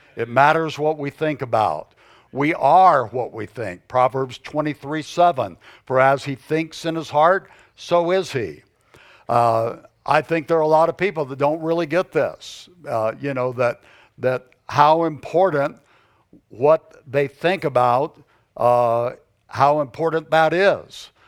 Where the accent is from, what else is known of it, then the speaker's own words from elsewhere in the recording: the South, United States; moved away as an adult; now in Arizona, United States; I was born and raised in the South.